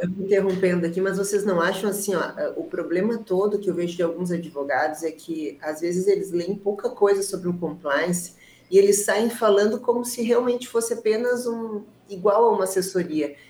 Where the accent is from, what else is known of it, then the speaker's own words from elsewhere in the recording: Rio Grande do Sul, Brazil; eu sou gaúcho